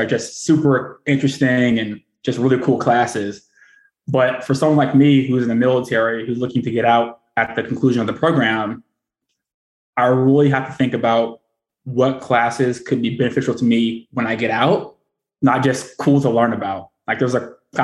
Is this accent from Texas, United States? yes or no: yes; Houston, Texas, United States; moved away as an adult; also born or lived in Newport, Rhode Island / Japan / Washington, District of Columbia, United States / San Diego; now in Annapolis, United States; I hail from Houston, Texas